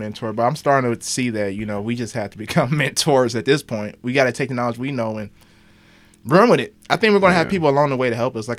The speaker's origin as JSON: {"language": "English", "town": "Cleveland", "region": "Ohio", "country": "United States", "said": "I love Cleveland. Y'all just stop throwing down. It's up to us to make this. We from here"}